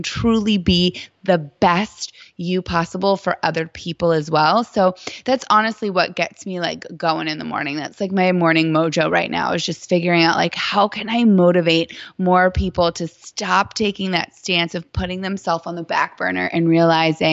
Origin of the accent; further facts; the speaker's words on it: Titusville, Florida, United States; moved away as an adult; also born or lived in New York; now in Dallas, United States; I was born in New York and raised in Titusville, Florida